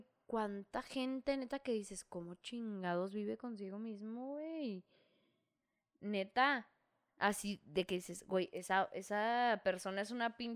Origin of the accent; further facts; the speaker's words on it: northern Mexico, Mexico; pero como somos norteños, luego digo, ah, no, sí.